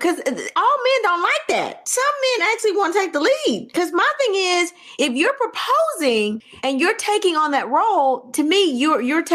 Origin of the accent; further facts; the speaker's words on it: the South, United States; I'm from the South. Let me say this. I am from the South